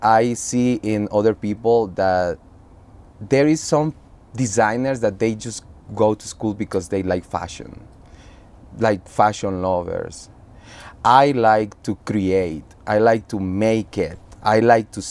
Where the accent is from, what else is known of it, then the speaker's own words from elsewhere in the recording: Honduras; moved away as an adult; also born or lived in Costa Rica; now in New York, United States; I am from Honduras